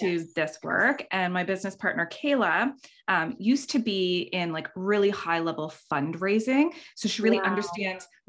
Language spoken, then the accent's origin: English; Canada; We're all Canadian here